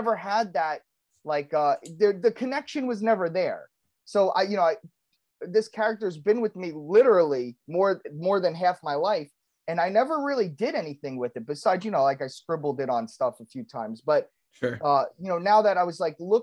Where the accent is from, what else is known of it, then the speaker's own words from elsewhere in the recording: New York, United States; I'm Italian and I grew up in New York